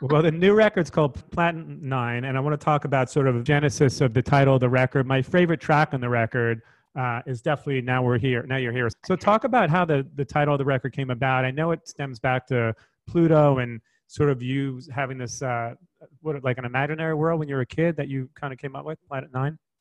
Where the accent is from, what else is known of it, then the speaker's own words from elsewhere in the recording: New York, United States; moved away; I'm a New Yorker, So I really, you know, I'm, I'm, longing for the day I can go back to New York.